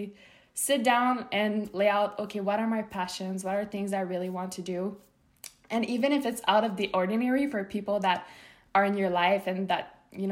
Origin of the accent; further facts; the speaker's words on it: Montreal, Quebec, Canada; moved away as an adult; also born or lived in Los Angeles, United States; I'm from Canada, Montreal, and I'm moving to the States back again